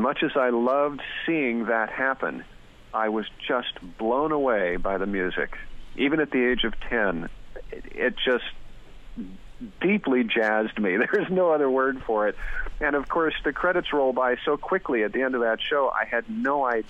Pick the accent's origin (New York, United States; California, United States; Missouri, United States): California, United States; Southern; where I was growing up in Southern California.